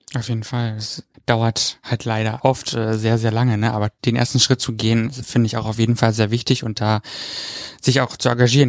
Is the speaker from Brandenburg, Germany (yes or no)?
yes; Brandenburg, Germany; ich komme ja aus Brandenburg